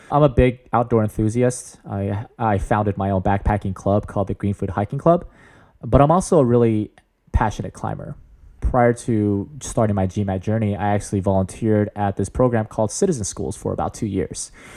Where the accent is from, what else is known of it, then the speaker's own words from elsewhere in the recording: San Jose, California, United States; I'm born and raised in the Bay Area